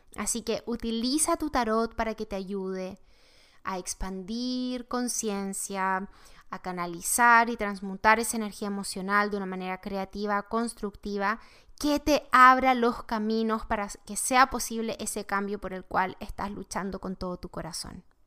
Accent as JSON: {"language": "Spanish", "country": "Chile", "moved": "yes", "lives_now": "United States", "said": "yo soy de Chile"}